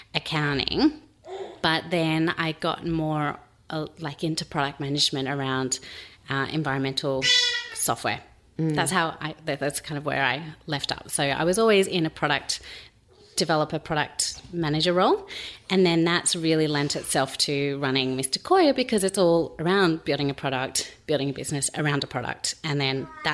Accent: Sydney, New South Wales, Australia; moved away as an adult; now in Melbourne, Australia; we're from Sydney originally

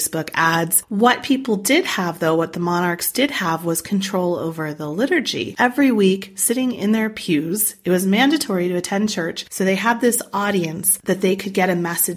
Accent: United States; I'm American.

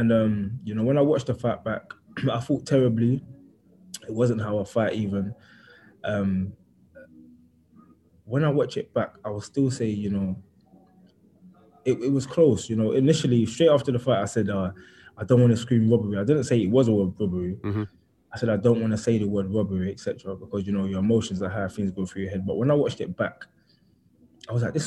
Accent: London, United Kingdom; I grew up in East London and I grew up a certain type of way

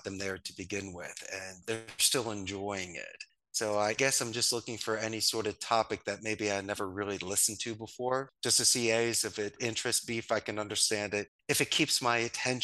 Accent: Philadelphia, Pennsylvania, United States; moved away as an adult; I'm from Northeast Philadelphia. Spanish was my second language. Moved here at 27

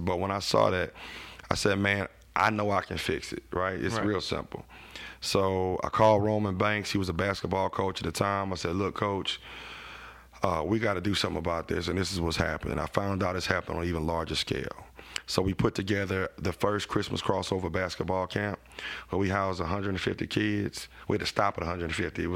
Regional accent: Baton Rouge, Louisiana, United States; Scotlandville, where I'm from

